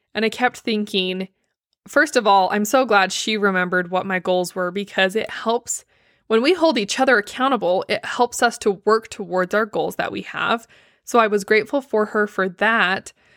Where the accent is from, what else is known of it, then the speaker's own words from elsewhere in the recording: Blanding, Utah, United States; moved away; my hometown, Blanding